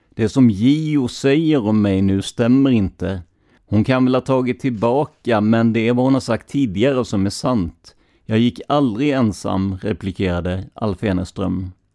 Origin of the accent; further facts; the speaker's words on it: Karlskrona, Blekinge, Sweden; Jag är själv från Karlskrona, en stad med ett otal öar